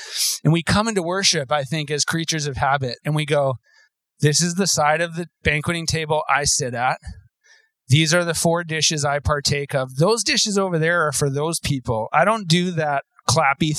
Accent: Terrace, British Columbia, Canada; I grew up in Terrace, BC. We moved there when I was 5.

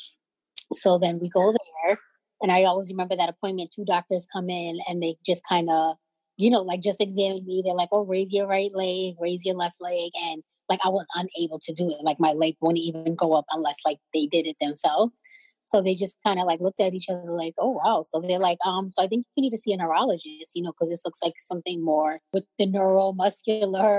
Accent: Cambridge, Massachusetts, United States; I am from Cambridge, Massachusetts

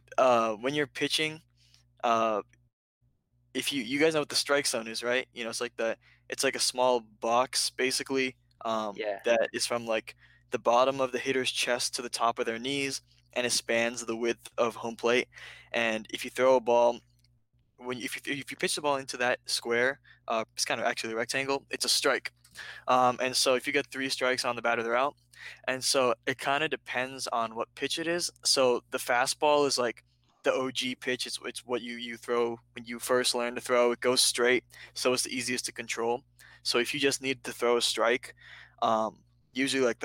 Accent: Reston, Virginia, United States; I grew up in Reston, and the neighborhood that I grew up in was just a really big baseball neighborhood

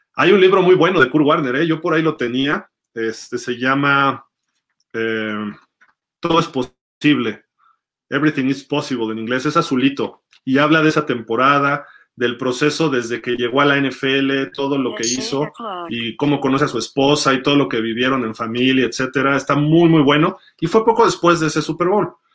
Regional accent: Mexico; somos de México

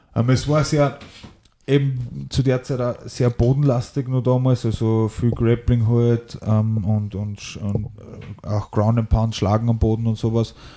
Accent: Ried im Innkreis, Upper Austria, Austria; also born or lived in Schärding / Mehrnbach; Und bin dann mit äh, sieben Jahren nach, nach Mernbach gekommen, also gleich angrenzend an Ried und in Ried bin ich dann aufgewachsen

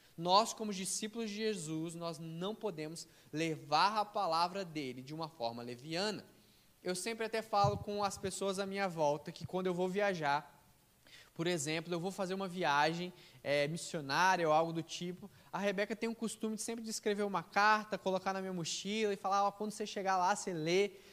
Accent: Brazil; nós somos, sim, a maioria talvez todos brasileiros, nós somos nascidos é, aqui no Brasil

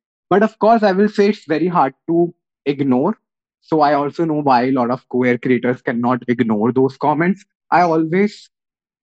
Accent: Meerut, Uttar Pradesh, India; I come from Meerut

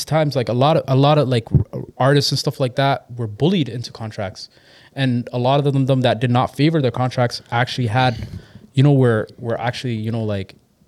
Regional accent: Mississauga, Ontario, Canada; also born or lived in Toronto; So I definitely grew up in, I grew up in the Acorn area, Mississauga Valley.

